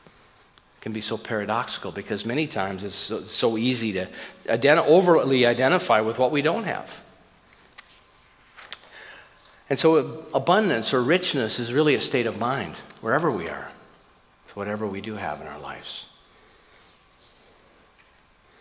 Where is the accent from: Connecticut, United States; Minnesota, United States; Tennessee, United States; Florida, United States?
Minnesota, United States; I grew up in Minnesota, and I was a kid in Minnesota, and I remember the trucks, and my dad had a little family grocery store